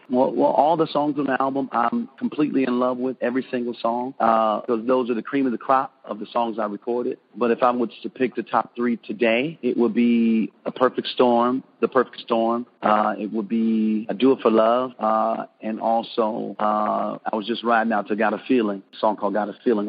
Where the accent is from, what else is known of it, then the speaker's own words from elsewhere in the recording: Detroit, Michigan, United States; moved away; I'm from Detroit